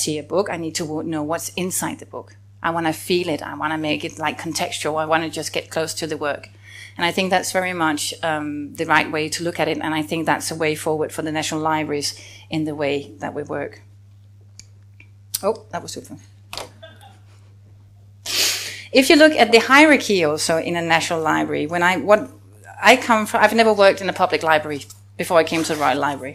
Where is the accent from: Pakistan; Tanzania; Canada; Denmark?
Denmark; as a Dane